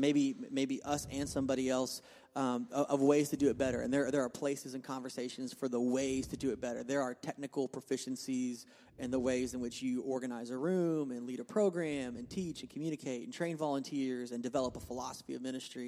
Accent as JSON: {"language": "English", "town": "Oklahoma City", "region": "Oklahoma", "country": "United States", "tie": "born or raised there", "lives_now": "Tulsa, United States", "said": "I grew up in Oklahoma and grew in a healthy youth ministry in Oklahoma City"}